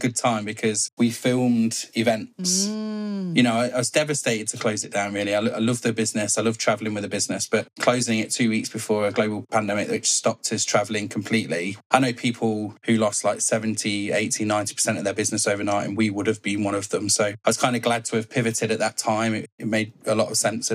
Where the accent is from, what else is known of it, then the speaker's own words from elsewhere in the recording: Leicester, East Midlands, United Kingdom; I'm from Leicester in the UK. Sunny Leicester.